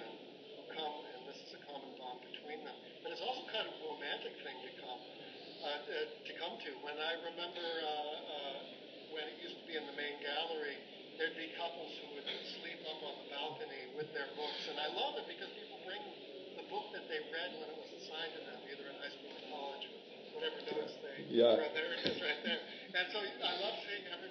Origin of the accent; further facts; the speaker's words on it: Boston, Massachusetts, United States; moved away; I grew up in Boston, so I'm from Massachusetts